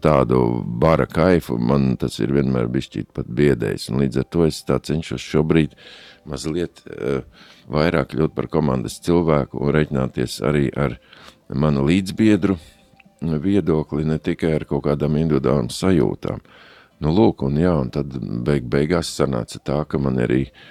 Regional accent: Ogre, Vidzeme, Latvia; moved away as an adult; also born or lived in Riga / Skrīveri / Latgale; now in Liepāja, Latvia; pēc tam visu jaunību ogrē

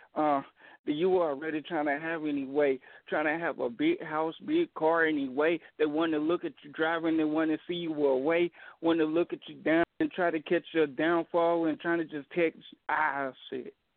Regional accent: Dayton, Ohio, United States; I'm from Dayton, Ohio.

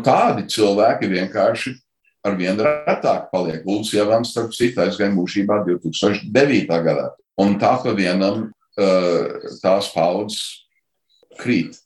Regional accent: Chicago, Illinois, United States; es dzimu Čikāgā

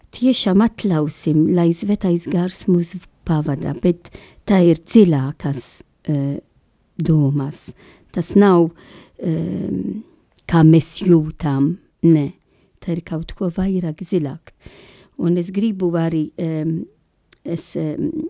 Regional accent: Malta; Latvian is a second language; now in Latvia; es esmu no Maltas oriģināls

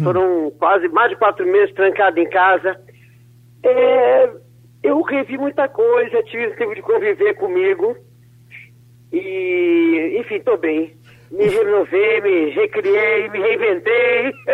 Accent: Brazil; also born or lived in São Paulo; Eu, eu sou brasileira

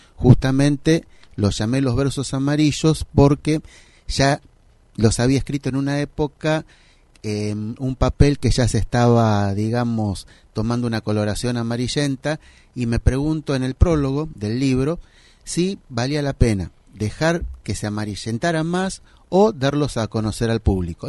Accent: Isidro Casanova, Buenos Aires Province, Argentina; Yo soy de Isidro Casanova y soy contador de profesión

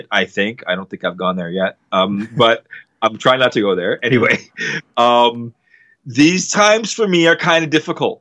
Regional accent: Canada; we're Canadian

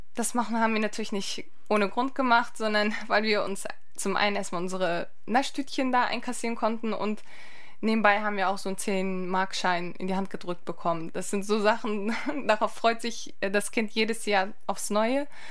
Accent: Lübeck, Schleswig-Holstein, Germany; Meine Eltern kommen aus der Türkei. Ich bin selbst in Lübeck geboren und aufgewachsen

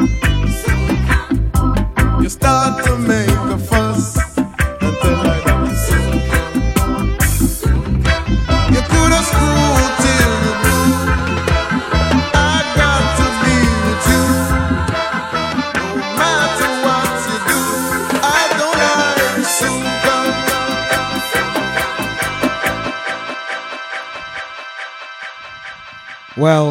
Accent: Birmingham, West Midlands, United Kingdom; I was born in Birmingham

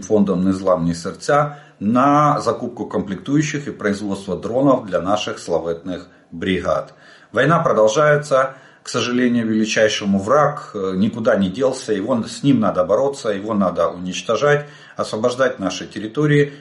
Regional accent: Ukraine; мы из Украины

